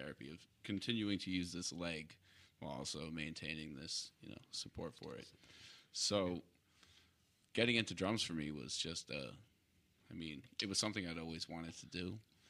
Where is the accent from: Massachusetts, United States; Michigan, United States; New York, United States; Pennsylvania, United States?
Massachusetts, United States; Scituate; Scituate, Mass.